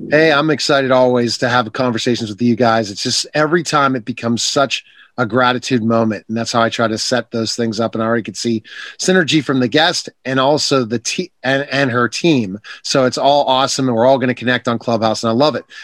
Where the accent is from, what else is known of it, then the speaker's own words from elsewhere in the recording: Pittsburgh, Pennsylvania, United States; I'm from Pittsburgh